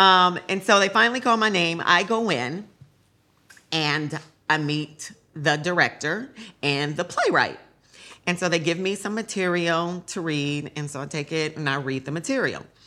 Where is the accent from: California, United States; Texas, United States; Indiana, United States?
California, United States; San Francisco; I grew up in San Francisco